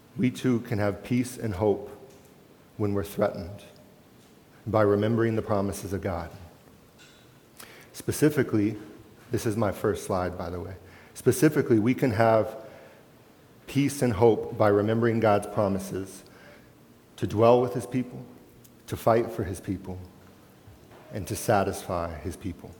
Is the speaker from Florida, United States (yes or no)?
yes; Florida, United States; moved away; also born or lived in Charlottesville, Virginia / Lake Traverse Reservation; Kate and I grew up in Florida.